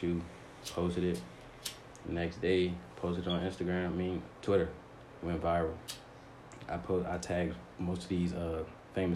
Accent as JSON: {"language": "English", "town": "Forestville", "region": "Maryland", "country": "United States", "lives_now": "Upper Marlboro, United States", "said": "PG County, from Forestville, but stay up in Marlboro right now."}